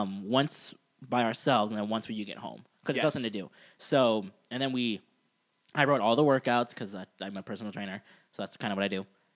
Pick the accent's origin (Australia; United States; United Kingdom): United States; Florida; I grew up in Florida